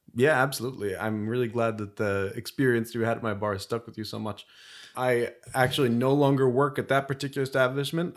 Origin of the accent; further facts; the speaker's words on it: Bethlehem, Pennsylvania, United States; moved away as an adult; now in Philadelphia, United States; I'm from Bethlehem, Pennsylvania originally